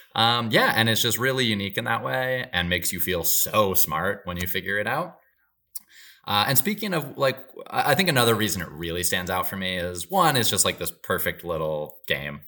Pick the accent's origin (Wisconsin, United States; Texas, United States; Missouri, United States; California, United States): Wisconsin, United States; Marshfield; moved away as an adult; now in Los Angeles, United States; From Marshfield, which was my hometown